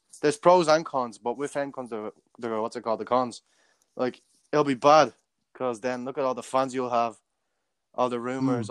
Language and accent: English; Dublin, Leinster, Ireland; I'm from Cabra. I'm 17 years of age.